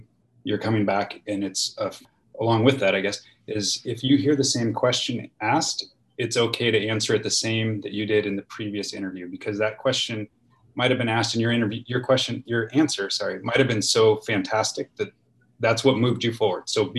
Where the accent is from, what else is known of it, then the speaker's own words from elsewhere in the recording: Washington, United States; You know, I grew up in Eastern Washington. I moved here. I moved there.